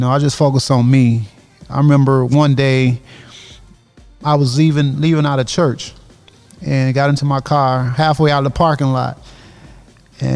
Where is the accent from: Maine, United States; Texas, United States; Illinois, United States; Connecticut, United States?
Illinois, United States; Aurora; I'm from Aurora